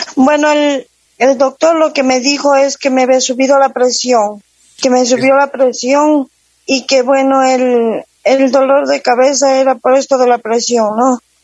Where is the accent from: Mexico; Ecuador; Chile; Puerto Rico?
Ecuador; Guaranda, Bolívar; moved away; also born or lived in Quito, Ecuador; Yo soy guarandeña, yo me fui a la ciudad de Quito, viví en Quito 23 años